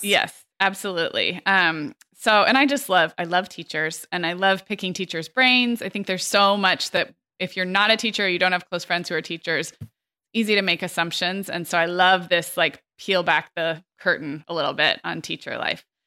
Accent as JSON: {"language": "English", "region": "California", "country": "United States", "tie": "born or raised there", "said": "growing up in California"}